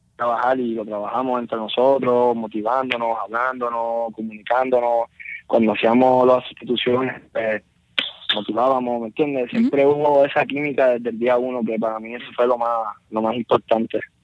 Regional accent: Bayamón, Puerto Rico; porque soy de Bayamón

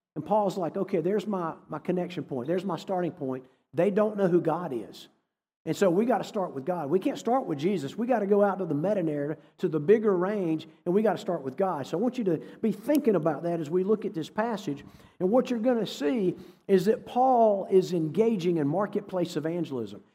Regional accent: North Carolina, United States; also born or lived in Massachusetts / New England; I grew up in North Carolina. I've lived in New England, been a few other places, but, um, when I was growing up in the seventies and eighties

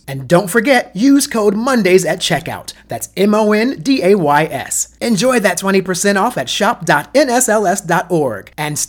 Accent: New Jersey, United States; because I'm a person from New Jersey

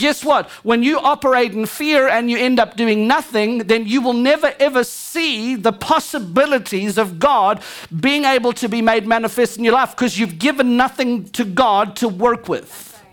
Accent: Louisiana, United States; I'm Cajun, just like every one of y'all.

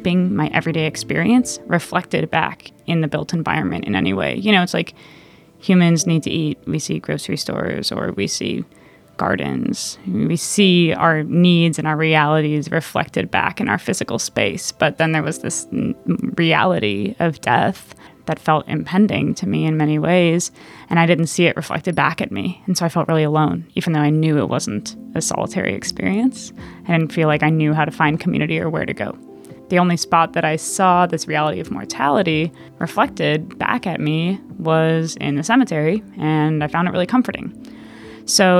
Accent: Minneapolis, Minnesota, United States; I'm from Minneapolis, Minnesota

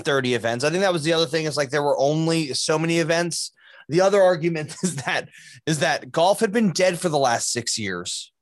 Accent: New Jersey, United States; I grew up in New Jersey

